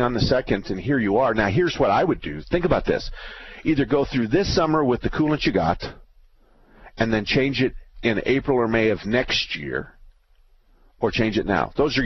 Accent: Tempe, Arizona, United States; I was born and raised in Arizona, and I went to Tempe High School.

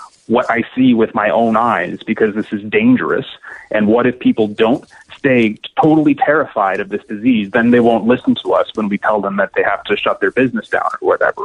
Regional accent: Canada; I'm Canadian

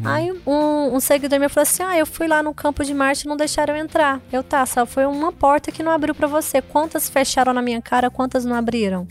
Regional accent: Goiânia, Goiás, Brazil; also born or lived in Mozarlândia; eu nasci em Goiânia, mas eu morei até os 3, 4 anos na fazenda, lá na roça mesmo, interior de Mozarlândia

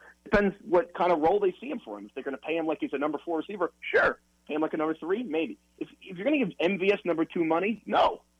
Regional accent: New York, United States; I'm from New York

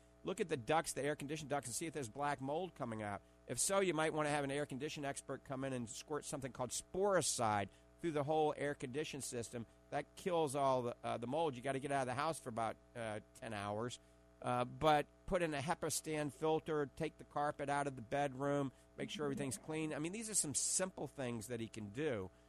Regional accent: New Orleans, Louisiana, United States; accent: Cajun; I actually like Arkansas. I grew up in New Orleans. That's why everybody calls me a coon ass, you know. Oh. I don't have my my Cajun accent anymore.

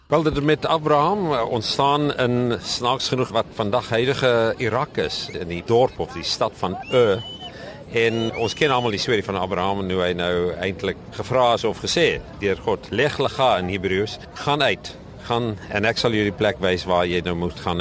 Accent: Thaba Nchu, Free State, South Africa; moved away; Ek kom oorspronklik van die Vrystaat van eh, wat ek in my jongerde ja gedink het was die middel van die heelal en dit is Tabanchu in die Vrystaat

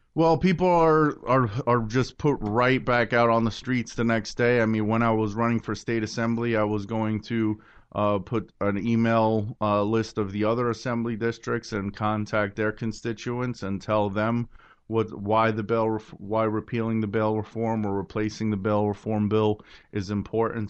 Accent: New York City, New York, United States; I was born in Brooklyn. I love my city.

